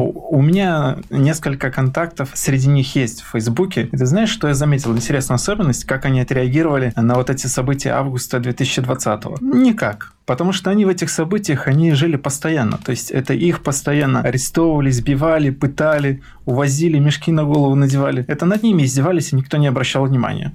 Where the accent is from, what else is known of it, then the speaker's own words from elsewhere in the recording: Mogilev Region, Belarus; moved away as an adult; also born or lived in Minsk, Belarus / London, United Kingdom; Я родился в Могилевской области, Могилевский район, деревне, которая не нанесена на карту. Я учился в сельской, э, в сельской школе.